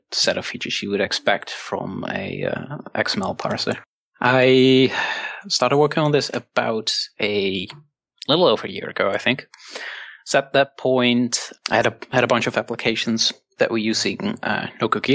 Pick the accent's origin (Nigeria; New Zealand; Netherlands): Netherlands; from the Netherlands